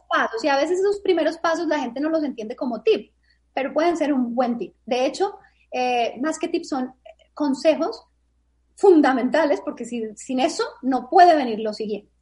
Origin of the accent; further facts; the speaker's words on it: Bogotá, Colombia; moved away as an adult; Yo soy de Colombia, de Bogotá. Y cuando tenía 25 años, hace 20 años, decidí mudarme de país